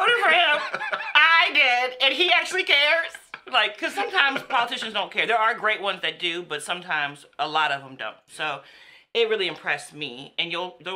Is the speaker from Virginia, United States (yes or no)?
yes; Woodbridge, Virginia, United States; moved away as an adult; also born or lived in Spotsylvania, Virginia; now in Fredericksburg, United States; I'm from Woodbridge